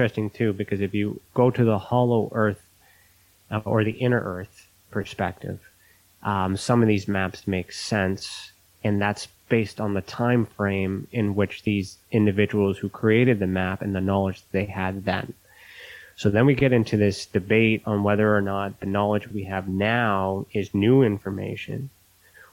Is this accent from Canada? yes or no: yes; Canada; me being Canadian